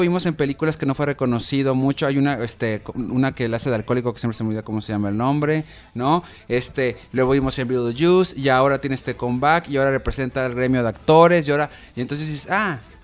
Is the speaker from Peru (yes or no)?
no; Mexico; nosotros como mexicanos